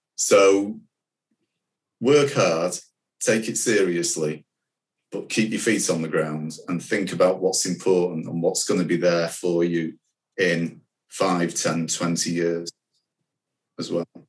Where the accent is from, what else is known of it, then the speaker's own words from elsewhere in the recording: Manchester, North West England, United Kingdom; I'm a proud Manc, um, I was born in Manchester.